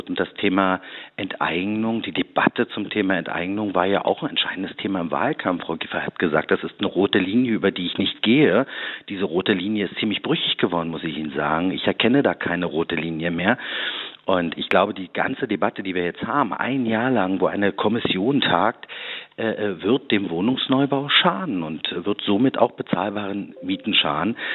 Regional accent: Berlin, Germany; weil ich bin ja nicht nur Oppositionsführer, sondern ich bin auch Berliner

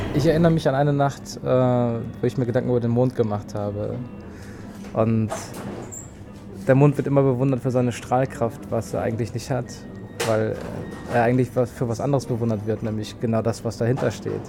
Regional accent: North Frisia, Schleswig-Holstein, Germany; now in Berlin, Germany; ich bin Nordfriese und irgendwie. Ich habe meine Heimat verlassen

